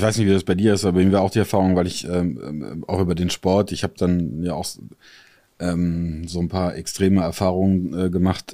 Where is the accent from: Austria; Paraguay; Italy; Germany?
Italy; moved away; für mich als gebürtiger Italiener